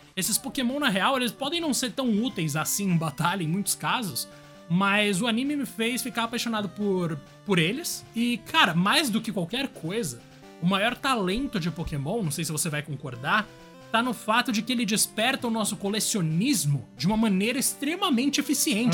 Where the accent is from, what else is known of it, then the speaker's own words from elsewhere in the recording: Guarulhos, São Paulo, Brazil; also born or lived in Zona Norte, São Paulo; em Guarulhos, mas a minha vida inteira, entre os 0 e 16 anos, estava dividida entre Guarulhos e Zona Norte de São Paulo